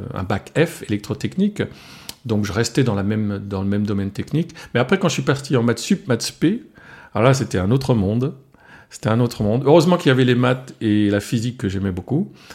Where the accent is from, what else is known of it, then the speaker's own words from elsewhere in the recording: Alsace, France; first language Alsatian; French is a second language; l'alsacien, c'est ma langue maternelle. J'ai appris le français à l'âge de 5 ans et encore euh, dans un village où on parlait français uniquement à l'école